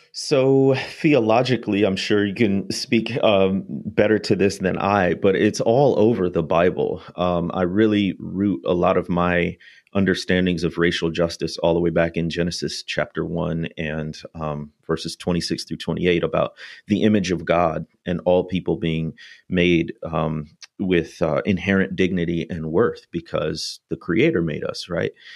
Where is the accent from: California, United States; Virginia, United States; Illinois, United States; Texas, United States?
Illinois, United States; North Shore of; moved away as an adult; now in Mississippi, United States; going from the North Shore of Illinois down to what one author calls the most southern place on earth